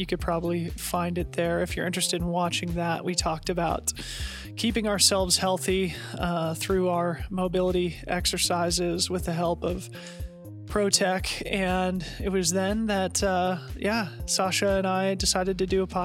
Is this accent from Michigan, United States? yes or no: no; Boulder, Colorado, United States; now in Portland, United States; I grew up in Boulder. We live in Portland now